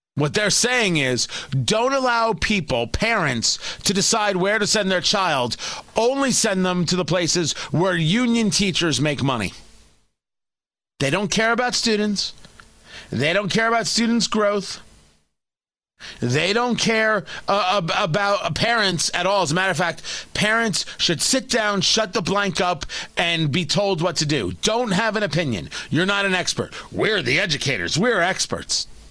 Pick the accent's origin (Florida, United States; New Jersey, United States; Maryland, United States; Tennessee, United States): New Jersey, United States; also born or lived in Brooklyn, New York; I was born in Brooklyn and I grew up in Jersey